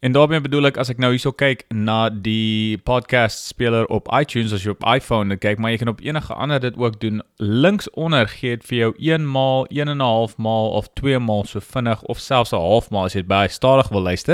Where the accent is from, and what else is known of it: South Africa